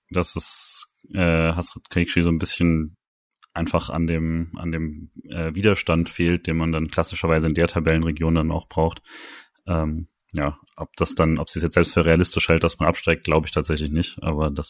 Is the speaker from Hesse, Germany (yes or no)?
no; Freiburg, Baden-Württemberg, Germany; das spaßig ist nicht das Wort, was ich benutzen würde als Freiburger